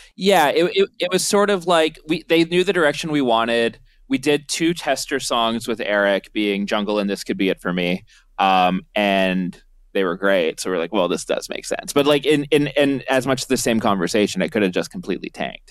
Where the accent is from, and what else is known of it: Canada